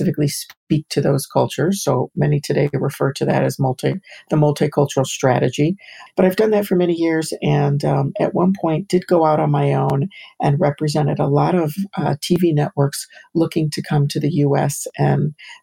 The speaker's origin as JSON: {"language": "English", "town": "Chicago", "region": "Illinois", "country": "United States", "tie": "born or raised there", "moved": "yes", "lives_now": "New York, United States", "said": "growing up in the suburbs of Chicago and the city of Chicago"}